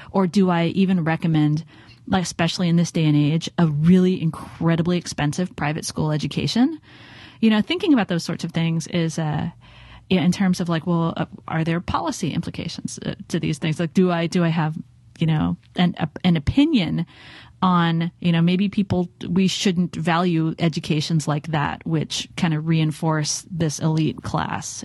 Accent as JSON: {"language": "English", "town": "Los Angeles", "region": "California", "country": "United States", "tie": "born or raised there", "moved": "yes", "lives_now": "San Francisco, United States", "said": "growing up in Los Angeles"}